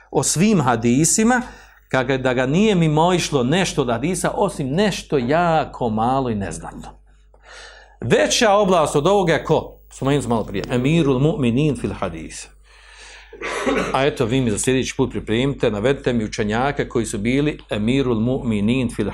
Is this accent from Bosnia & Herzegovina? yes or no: yes; Bosnia & Herzegovina